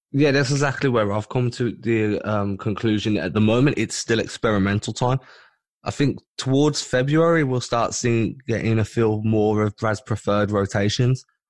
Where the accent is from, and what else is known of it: United Kingdom